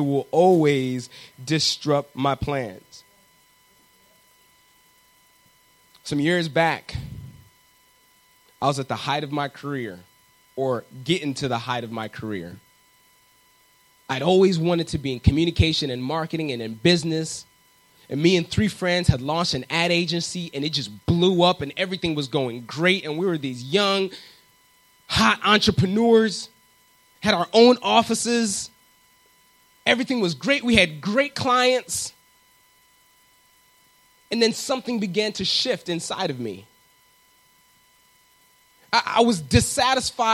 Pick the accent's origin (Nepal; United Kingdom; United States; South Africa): United States; Southwest Michigan; I grew up in Southwest Michigan